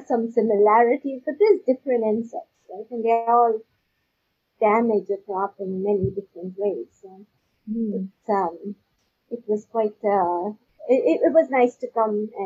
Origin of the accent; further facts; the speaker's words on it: Pakistan; now in Canada; I'm not from Canada, so you know I grew up in Pakistan